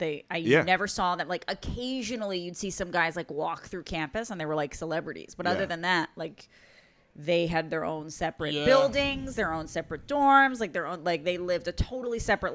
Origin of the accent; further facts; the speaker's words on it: Mexico; moved away; I grew up in Mexico.